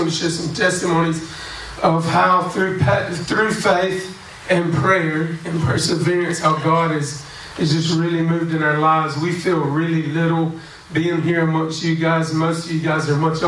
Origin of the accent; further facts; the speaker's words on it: Alabama, United States; accent: country; moved away as an adult; now in Mozambique; I'm from Alabama. We speak a little country down there